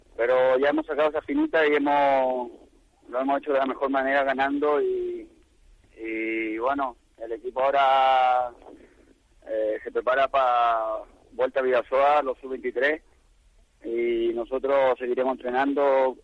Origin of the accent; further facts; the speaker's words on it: Chile; now in Spain; un equipo chileno representando a mi país